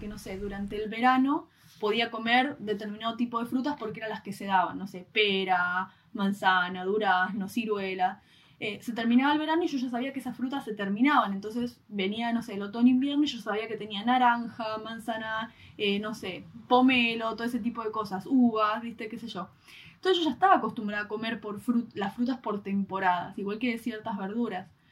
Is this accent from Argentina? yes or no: yes; Argentina; como los argentinos lo conocemos